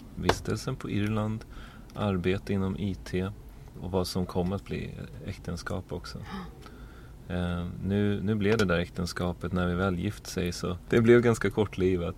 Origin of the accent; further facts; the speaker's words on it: Uppsala, Uppsala County, Sweden; så är jag född in i en eh, familj i Uppsala. Mor och far, båda lärare, växte upp där i en liten, ja man kan inte riktigt säga bysamhälle, men en liten, en liten ort